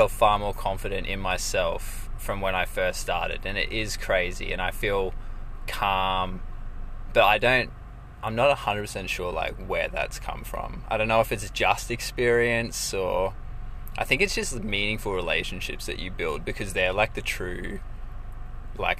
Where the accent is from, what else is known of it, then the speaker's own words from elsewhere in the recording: Rockhampton, Queensland, Australia; also born or lived in Brisbane; I grew up in Rockhampton